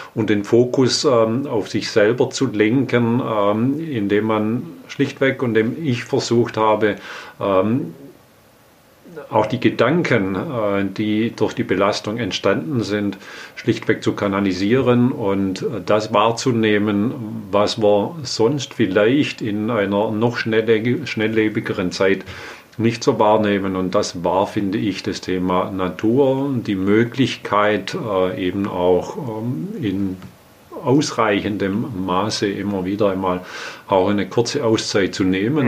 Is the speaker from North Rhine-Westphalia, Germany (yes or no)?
no; Inneringen, Baden-Württemberg, Germany; now in Herrenberg, Germany; Ich bin aufgewachsen in einem kleinen Ort, Inneringen, äh, liegt im Landkreis Sigmaringen auf der Schwäbischen mhm. Alb